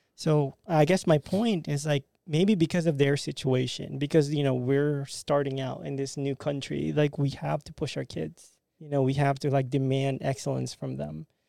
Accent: Philippines; now in Jacksonville, United States; as a Filipino American

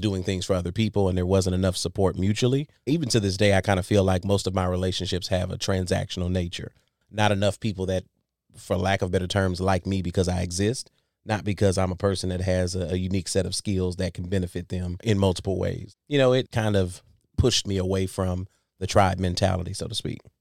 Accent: Saginaw, Michigan, United States; moved away as an adult; also born or lived in Salisbury, North Carolina; now in Jacksonville, United States; I'm originally born and raised in Saginaw, Michigan

